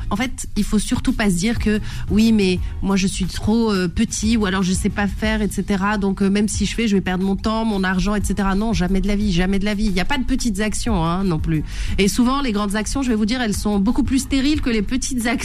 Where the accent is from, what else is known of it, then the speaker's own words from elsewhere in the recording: France; Aujourd'hui, on vit en France. On est français on a des enfants